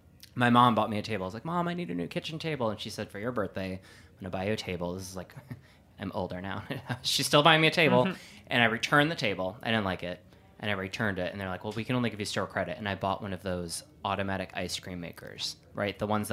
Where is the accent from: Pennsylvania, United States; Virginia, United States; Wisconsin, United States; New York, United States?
Wisconsin, United States; I'm from Wisconsin. Like, I grew up with kind of the frozen custard style